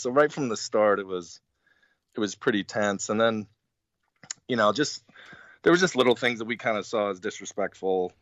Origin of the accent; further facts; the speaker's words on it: Arizona, United States; I was from Arizona.